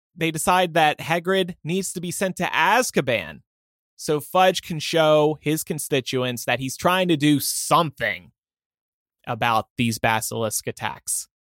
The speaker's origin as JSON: {"language": "English", "region": "New Jersey", "country": "United States", "said": "I'm from South Jersey"}